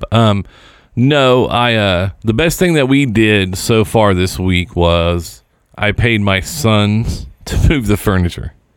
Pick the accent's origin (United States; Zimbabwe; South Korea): United States; Seymour, Indiana; moved away; Falling from Grace is actually a motion picture that was filmed in my hometown